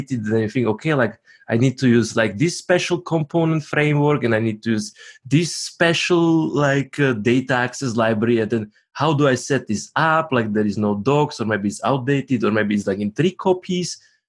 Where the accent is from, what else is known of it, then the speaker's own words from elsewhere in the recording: Slovakia; now in Zurich, Switzerland; I am in Zurich, Switzerland currently, even though originally I am from Slovakia, same as Mishko